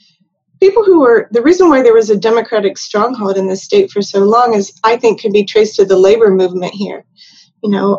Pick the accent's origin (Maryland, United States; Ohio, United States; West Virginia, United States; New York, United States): West Virginia, United States; I've lived in a lot of places, and when people find out I'm from West Virginia